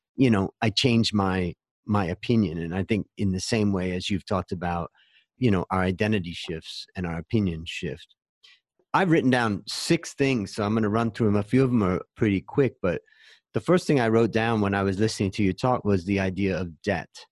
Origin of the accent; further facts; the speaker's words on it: Ohio, United States; where I grew up in Ohio